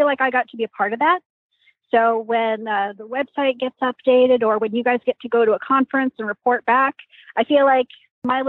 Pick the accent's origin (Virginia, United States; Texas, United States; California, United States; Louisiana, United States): Texas, United States; West; moved away as an adult; now in New Jersey, United States; I'm from West Texas.